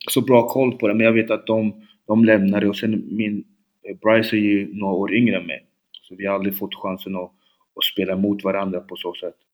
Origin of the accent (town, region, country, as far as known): Linköping, Östergötland, Sweden; born or raised there; Swedish is a second language